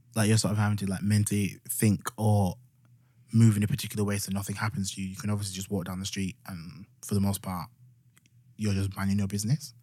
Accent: Yorkshire and the Humber, United Kingdom; accent: Yorkshire

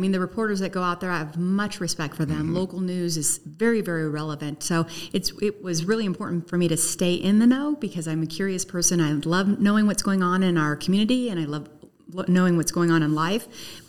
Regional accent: Sacramento, California, United States; My backstory is that I came from Sacramento almost 26 years ago, and I was a reporter.

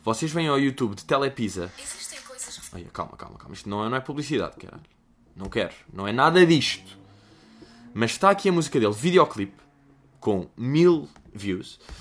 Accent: Lisbon, Portugal; also born or lived in United States; eu nasci no Restelo vivo em Lisboa desde os meus zero anos

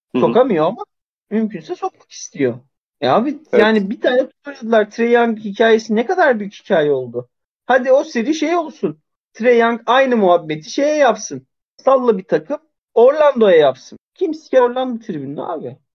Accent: Zonguldak, Turkey; moved away

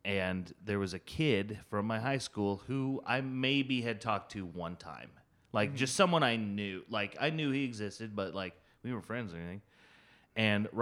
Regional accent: Iowa, United States; now in Pittsburgh, United States; in Iowa, we have lots of space like you guys do, but we like use it

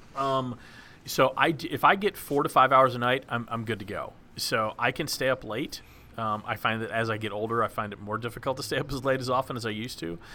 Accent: Dallas, Texas, United States; moved away; I grew up in Dallas

